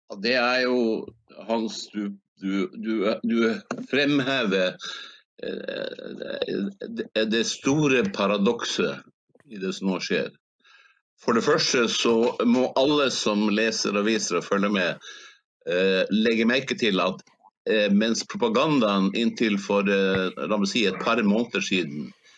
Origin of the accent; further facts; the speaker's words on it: Hammerfest, Finnmark, Norway; siden jeg er fra Snøhvitbyen